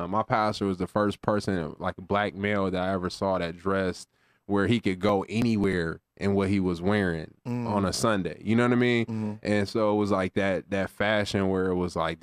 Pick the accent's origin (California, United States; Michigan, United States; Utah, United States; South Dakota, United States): Michigan, United States; Lansing; I'm originally from Lansing, Michigan